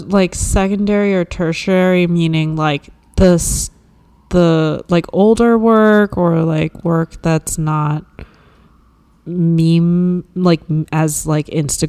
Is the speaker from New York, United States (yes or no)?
no; Rockville, Maryland, United States; also born or lived in Washington, D.C.; now in California, United States; I grew up in Rockville, Maryland